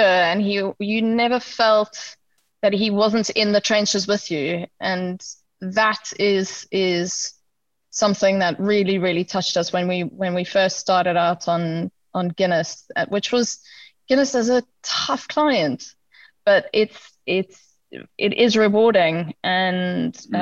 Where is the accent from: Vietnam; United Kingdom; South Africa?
South Africa; we are South African